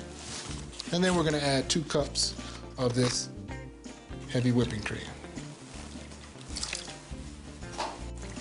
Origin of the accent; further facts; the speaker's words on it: Louisiana, United States; I'm from Louisiana